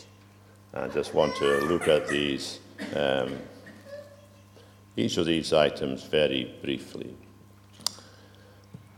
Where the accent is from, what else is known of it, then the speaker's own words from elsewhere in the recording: United Kingdom; probably you and I are all British